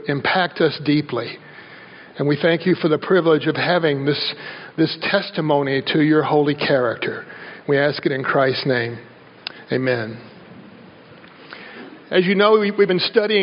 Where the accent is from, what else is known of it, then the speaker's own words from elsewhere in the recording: the South, United States; I grew up in the South